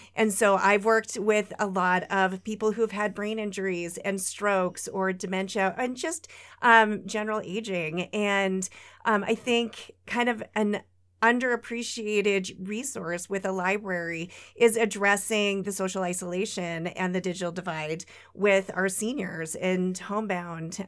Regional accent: Lewistown, Montana, United States; now in Great Falls, United States; I grew up in Lewistown, a couple hours away, but, um, we moved back to Great Falls in two thousand and seven

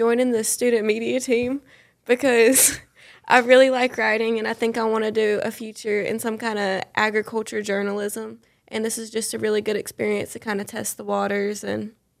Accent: Edgefield, South Carolina, United States; I'm from Edgefield, South Carolina. I'm a sophomore, and this is my first year at John De La Howe.

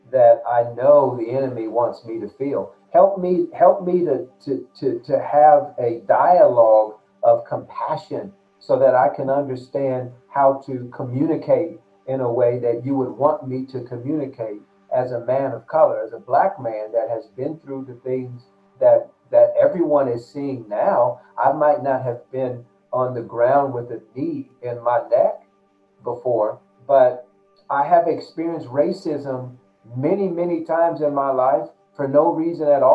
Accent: United States; growing up in America as a Black man

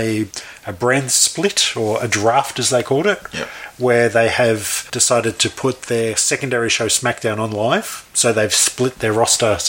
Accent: Truro, South West England, United Kingdom; I was born in Truro in Cornwall

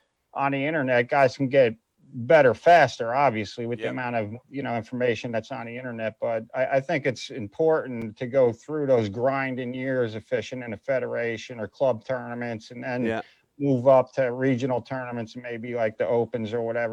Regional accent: Northeast, United States; because I'm from the Northeast, I never fished the place in my life, dude.

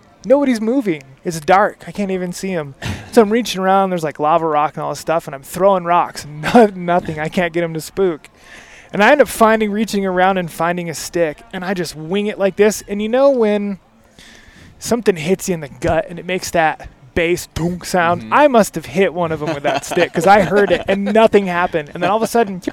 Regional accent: Michigan, United States; moved away; I grew up in Michigan, so I didn't grow up hunting elk

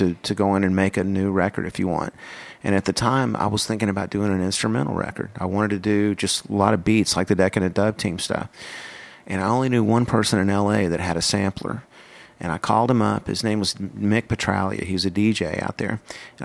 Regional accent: Texas, United States; I was from Texas

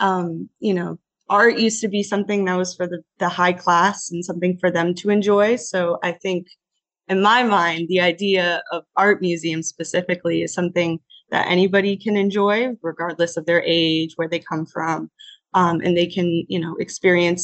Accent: Naples, Florida, United States; I was born and raised in Naples, Florida

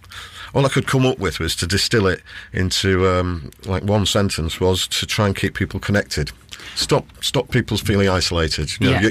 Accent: North East England, United Kingdom; accent: Geordie; But I wasn't born there. I was born on Tyneside. I'm a Geordie, really, but the Geordie accent doesn't come out all that often these days.

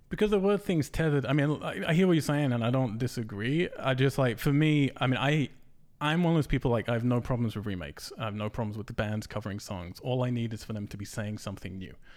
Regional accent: England, United Kingdom; I'm English

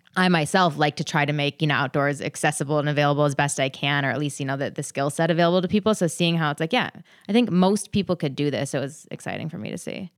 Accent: Minnesota, United States; as a Minnesotan who loves the outdoors

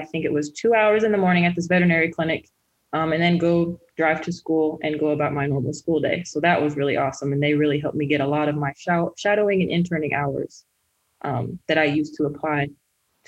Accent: Kansas City, Missouri, United States; also born or lived in Columbia, Missouri; I am originally from Kansas City, Missouri, born and raised

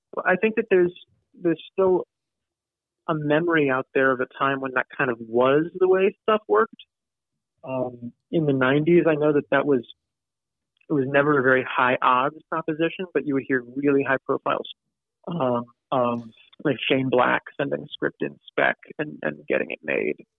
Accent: Ridgewood, New Jersey, United States; I grew up in Ridgewood, New Jersey.

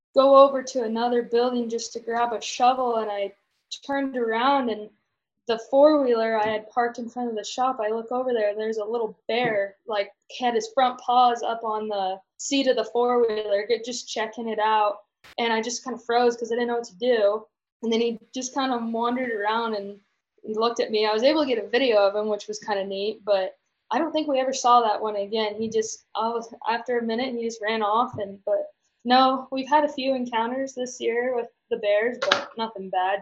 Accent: Caldwell, Idaho, United States; moved away as an adult; now in Montana, United States; I'm originally from Caldwell, Idaho, and grew up in a junior Hereford program.

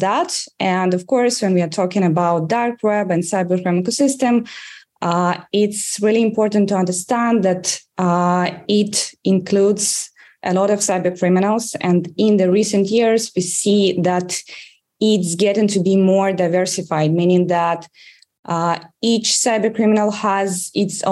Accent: Russia; English is a second language; moved away as an adult; now in Israel; As you can probably judge from my accent, I grew up in Russia, and I was working as a journalist in Russia.

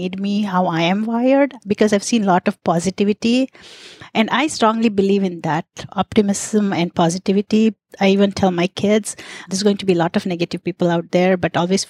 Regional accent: India; moved away; I was born in India to really progressive parents

